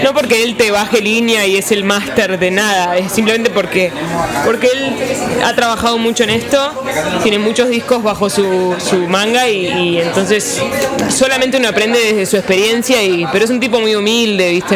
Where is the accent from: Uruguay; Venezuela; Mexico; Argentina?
Argentina; Buenos Aires; soy de Buenos Aires, eh, Argentina